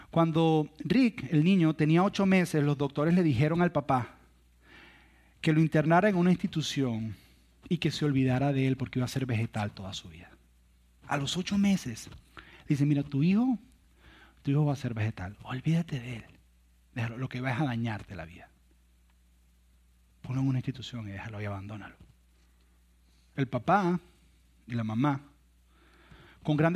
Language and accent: Spanish; Venezuela; moved away as an adult; un día que yo cuando me vine de Venezuela, yo dejé una novia en Venezuela.